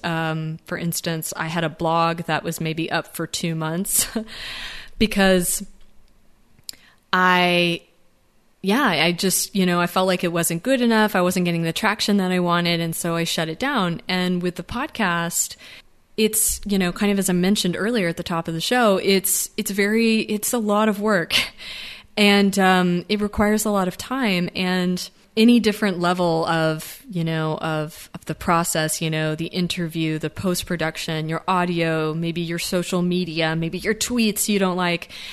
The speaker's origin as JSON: {"language": "English", "country": "United States", "said": "I speak as being an American"}